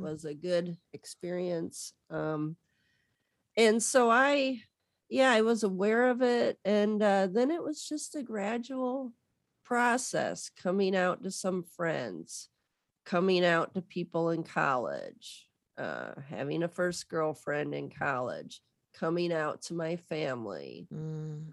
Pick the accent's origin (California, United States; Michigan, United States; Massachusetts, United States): Michigan, United States; Southwest; I'm from Southwest Michigan.